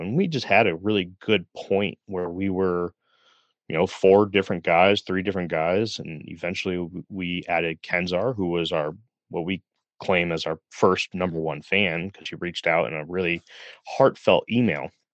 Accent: Middletown, Connecticut, United States; I grew up in Middletown, Connecticut

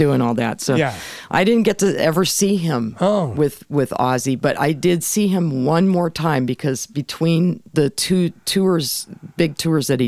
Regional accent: Los Angeles, California, United States; I grew up in North Hollywood

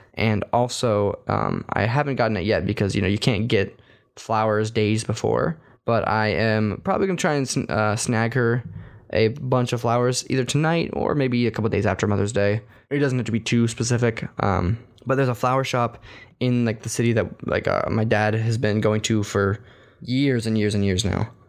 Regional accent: Texas, United States; moved away; as a Texan

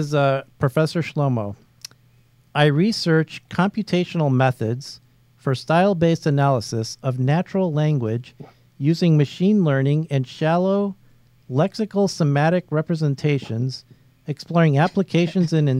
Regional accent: Chicago, Illinois, United States; I'm from Chicago

